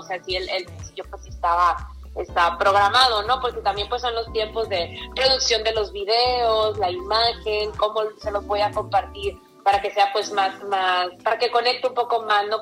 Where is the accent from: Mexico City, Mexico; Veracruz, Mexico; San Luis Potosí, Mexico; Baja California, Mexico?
Baja California, Mexico; Mexicali; yo amo Tijuana, soy de Mexicali, pero amo Tijuana